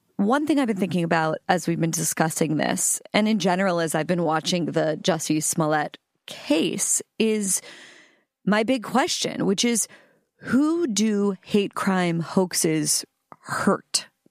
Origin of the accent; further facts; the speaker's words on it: Pittsburgh, Pennsylvania, United States; I'm from Pittsburgh